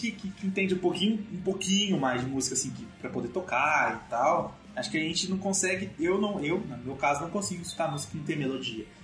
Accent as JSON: {"language": "Portuguese", "region": "Minas Gerais", "country": "Brazil", "said": "eu sou de Minas"}